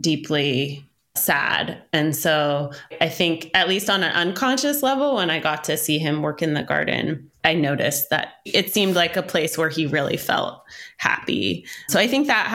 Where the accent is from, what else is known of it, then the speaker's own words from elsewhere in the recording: Oakland, California, United States; also born or lived in Berkeley; I grew up in Oakland and Berkeley